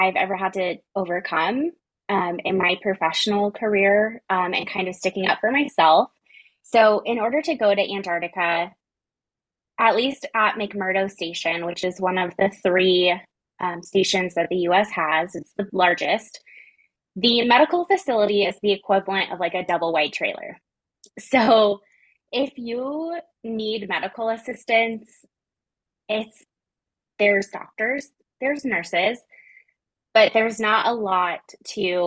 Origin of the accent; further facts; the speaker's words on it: Colorado, United States; I was like born and raised in Colorado. Like, it gets cold here in the winter